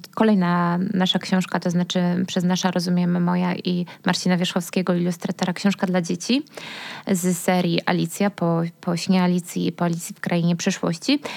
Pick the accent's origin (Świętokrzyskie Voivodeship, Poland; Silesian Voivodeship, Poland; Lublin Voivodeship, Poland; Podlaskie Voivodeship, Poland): Silesian Voivodeship, Poland; now in Kraków, Poland